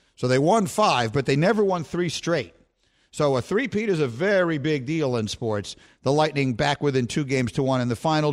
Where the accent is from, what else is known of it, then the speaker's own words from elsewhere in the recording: New York, United States; I'm from New York. I'm a Knicks fan